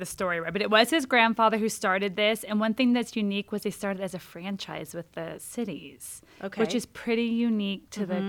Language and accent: English; Medford, Oregon, United States; also born or lived in Sandy, Utah / Portland, Oregon; But I call Medford home. Moved here when I was 8 in the 3rd grade.